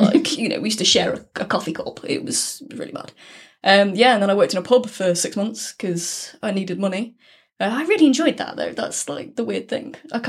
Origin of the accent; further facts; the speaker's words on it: Manchester, North West England, United Kingdom; accent: northern; moved away as an adult; also born or lived in Lincoln; And I'm actually from Manchester. You can't tell from the northern tone in my voice at all in any way. But yeah, I'm originally from there.